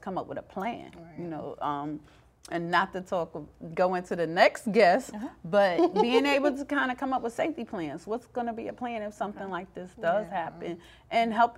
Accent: New York City, New York, United States; growing up in New York, I'm from the Bronx

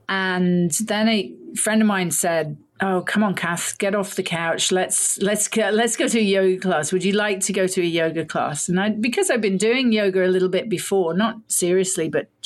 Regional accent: United Kingdom; I'm British, was born in the UK to a Canadian mother, English father

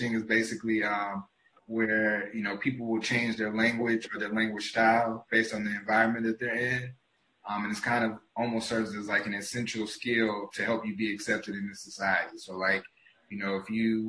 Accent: the South, United States; now in Miami, United States; I grew up in the South

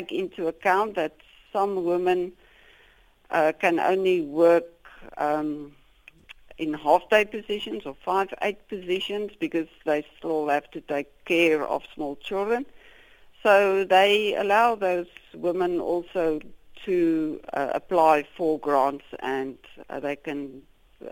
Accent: South Africa; as South African Africans scientists

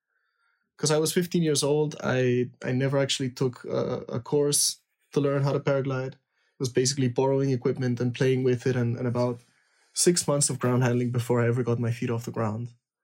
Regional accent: Lima, Peru; I was born in Peru, means I grew up in soaring on the coast in Lima.

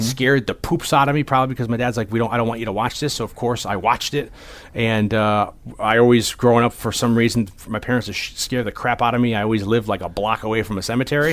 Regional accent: Hamden, Connecticut, United States; 20 minutes away from my hometown of Hamden

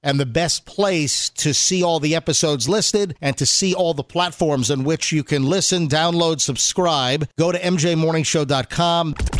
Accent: Canada; now in United States; I was born in Canada. I've been an American citizen since the end of the '90s

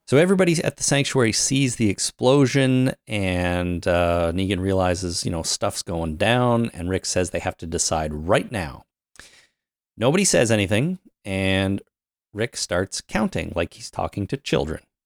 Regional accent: Canada; I'm Canadian

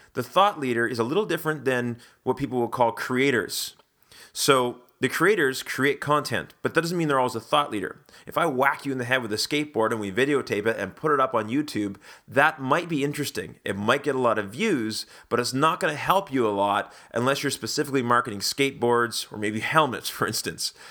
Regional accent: Canada; being Canadian and being a big Wayne Gretzky fan growing up

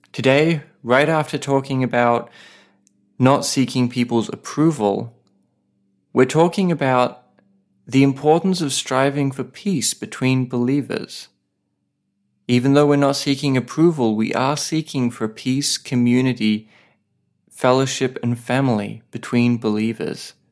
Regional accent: Australia; now in Saipan

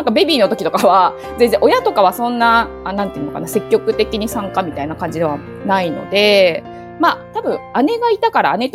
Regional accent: Kansai, Japan; moved away as an adult; also born or lived in Tokyo; 生まれも育ちも関西で、高校を卒業して、大学が東京だったので、その時に東京に来たって感じですね。

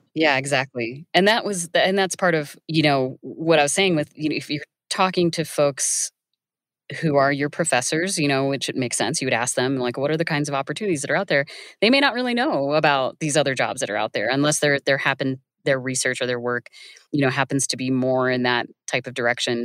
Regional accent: Iowa, United States; I grew up in Iowa

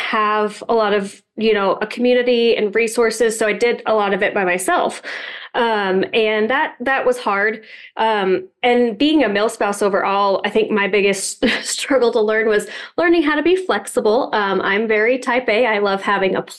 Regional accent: Colorado, United States; I grew up in Colorado, and that's still where we are

